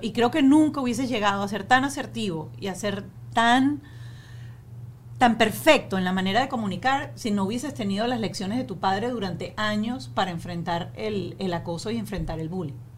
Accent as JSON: {"language": "Spanish", "country": "Venezuela", "tie": "born or raised there", "said": "nosotros crecimos en Venezuela"}